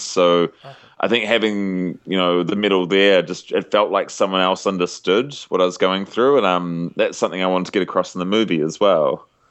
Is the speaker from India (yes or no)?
no; New Zealand; as a Kiwi